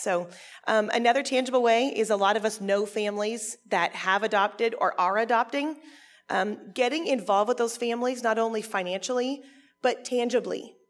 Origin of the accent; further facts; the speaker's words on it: Canada; I'm actually Canadian